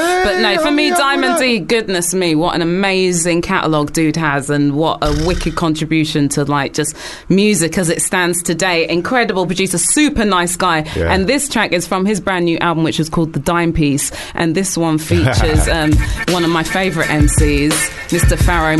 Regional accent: United Kingdom; it's very easy as us as British people to like bitch and moan and complain

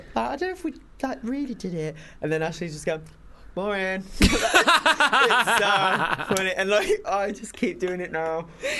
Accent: Wolverhampton, West Midlands, United Kingdom; I'm from Wolverhampton.

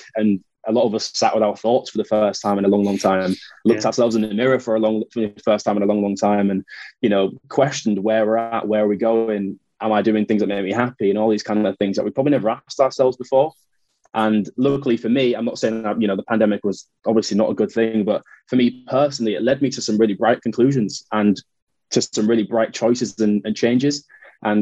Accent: Hull, Yorkshire and the Humber, United Kingdom; moved away as an adult; also born or lived in Leeds / London; I'm a northerner, I'm born and bred in Hull, and then lived in Leeds for a few years

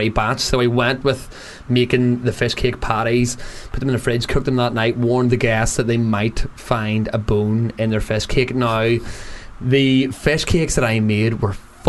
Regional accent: Newcastle, North East England, United Kingdom; born or raised there

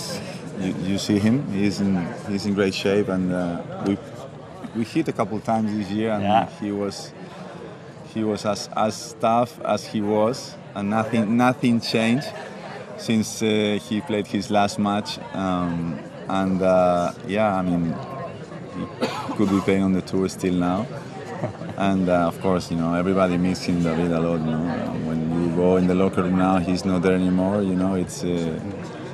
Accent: Madrid, Community of Madrid, Spain; in Madrid, which is my hometown

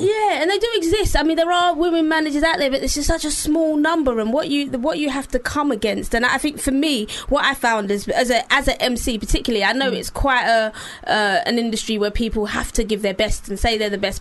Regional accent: London, United Kingdom; I'm from East London.

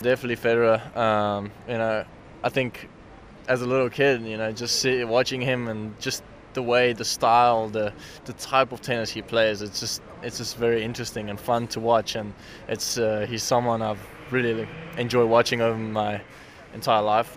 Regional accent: South Africa; as a South African

